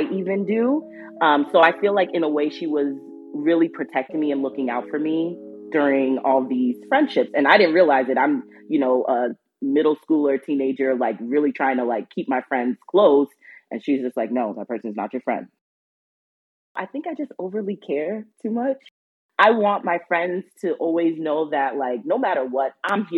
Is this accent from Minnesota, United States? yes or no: yes; Minneapolis, Minnesota, United States; I am from Minneapolis, Minnesota